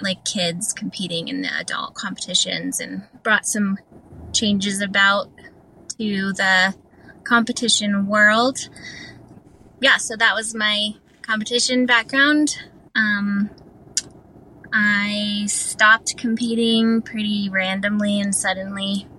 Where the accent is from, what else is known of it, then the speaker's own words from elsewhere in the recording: Colorado, United States; born there; We were going to Colorado because I was born in Colorado, so we were going back for like a vacation or whatever